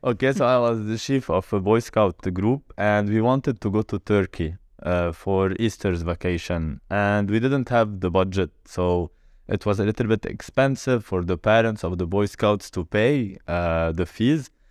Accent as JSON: {"language": "English", "country": "Lebanon", "second_language": "English", "moved": "as an adult", "lives_now": "Dubai, United Arab Emirates", "said": "I I'm Lebanon"}